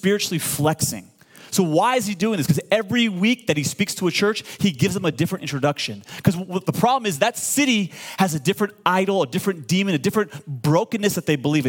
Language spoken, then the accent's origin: English; Iran; now in United States; I'm from Iran, born and raised.